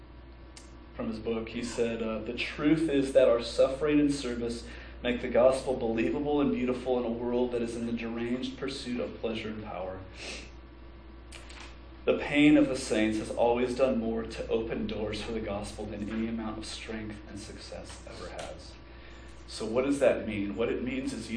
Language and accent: English; United States; American Christians